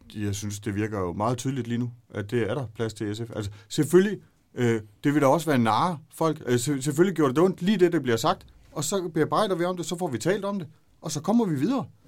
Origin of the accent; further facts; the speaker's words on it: Brudager, Southern Denmark, Denmark; jeg er født og opvokset ude i Brudager